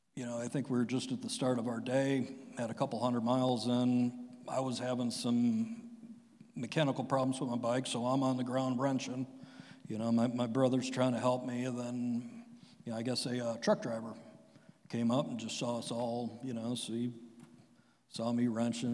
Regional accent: Strongsville, Ohio, United States; my family moved to Strongsville, I think, in 1980. And, you know, I had your typical everyday suburb kid life.

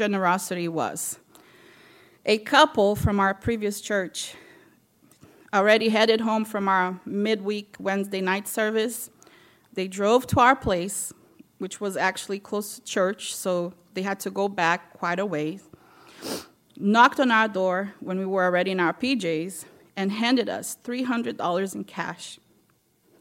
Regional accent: Brazil; moved away as an adult; now in United States; I'm from Brazil, and I came here when I was 20

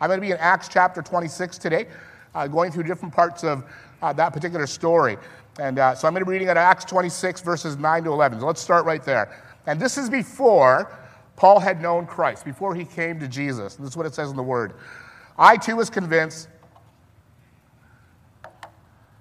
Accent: Vancouver, British Columbia, Canada; moved away as an adult; also born or lived in Alberta; now in Leamington, Canada; I grew up in Vancouver

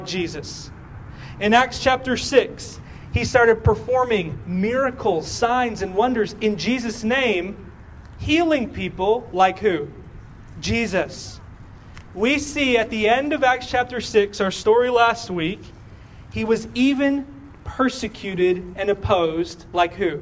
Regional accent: Texas, United States; We are from Texas

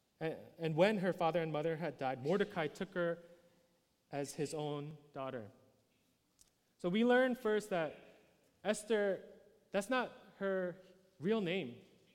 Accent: New York City, New York, United States; I was born in New York City, born and raised there

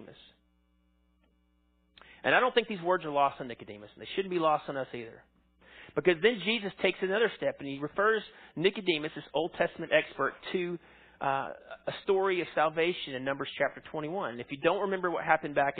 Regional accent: Arkansas, United States; I grew up in Arkansas

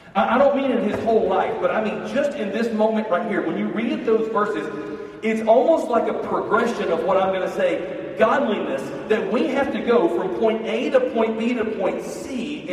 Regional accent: Birmingham, Alabama, United States; I'm from Birmingham, Alabama

